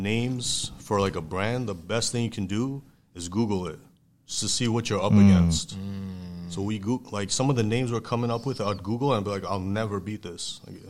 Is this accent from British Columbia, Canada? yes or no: no; Toronto, Ontario, Canada; also born or lived in Iran; I grew up in Canada.